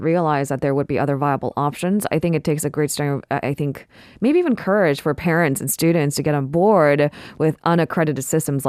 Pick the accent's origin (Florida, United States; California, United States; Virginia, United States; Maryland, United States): California, United States; now in South Korea; I grew up in California